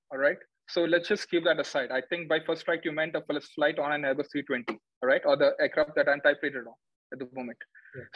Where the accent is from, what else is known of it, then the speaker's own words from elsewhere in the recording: Kerala, India; moved away; I'm from Kerala